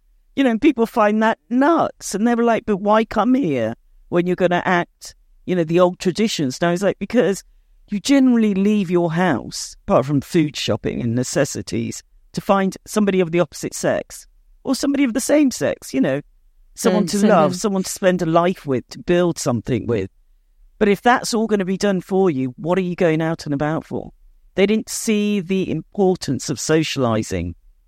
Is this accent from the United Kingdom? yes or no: no; India; moved away; we're in this country to make a better life, to do better than we could have done in India. You know, I'm from the Seni, you know, caste. And we're farm owners.